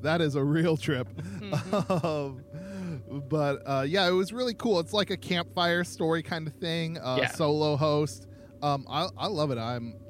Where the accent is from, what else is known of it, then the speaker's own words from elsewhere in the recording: Idaho, United States; when you tell people you're from Idaho